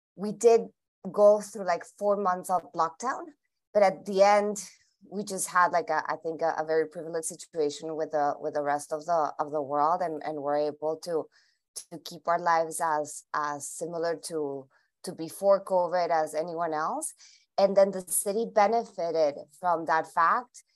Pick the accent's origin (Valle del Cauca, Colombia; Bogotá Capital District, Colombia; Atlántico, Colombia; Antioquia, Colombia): Bogotá Capital District, Colombia; Bogota; moved away as an adult; also born or lived in Medellin, Colombia; now in Miami, United States; I am Colombian originally. I was, I was born in Medellin and grew up in Bogota.